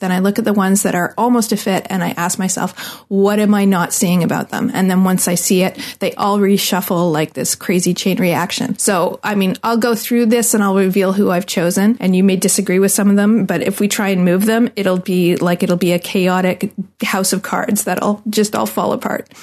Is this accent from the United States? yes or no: no; Canada; I'm Canadian